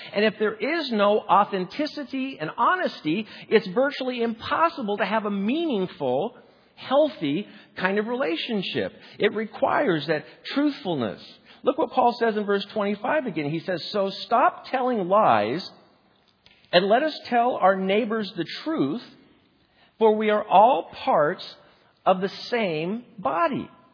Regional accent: Spokane, Washington, United States; my hometown of Spokane, Washington

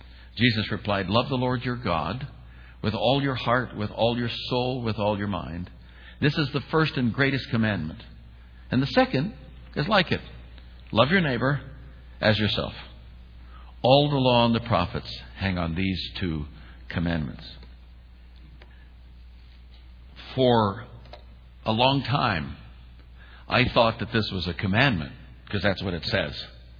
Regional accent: Oakland, California, United States; moved away as an adult; also born or lived in Alameda, California / Falls Church, Virginia; I'm a kid from East Oakland, California. I wasn't raised with money.

